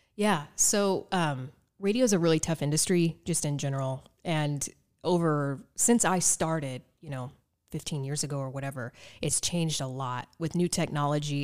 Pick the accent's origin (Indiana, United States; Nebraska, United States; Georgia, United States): Indiana, United States; Evansville; moved away as an adult; also born or lived in Las Vegas; my hometown